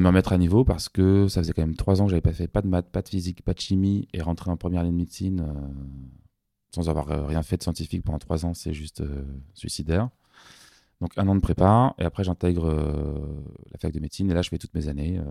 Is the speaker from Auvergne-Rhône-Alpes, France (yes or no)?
no; Paris, Île-de-France, France; J'ai eu une enfance très heureuse, parisienne